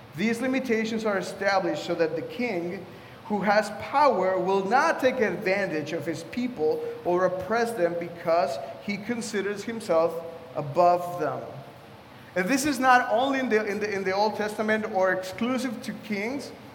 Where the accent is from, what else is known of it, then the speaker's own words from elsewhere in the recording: Mexico; now in Washington, D.C., United States; I was raised in Mexico